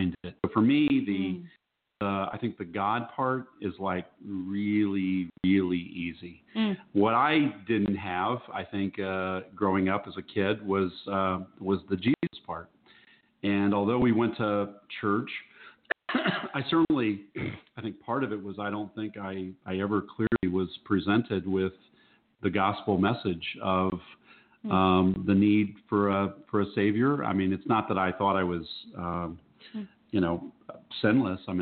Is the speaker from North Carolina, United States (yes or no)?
no; Cincinnati, Ohio, United States; moved away; my hometown in Cincinnati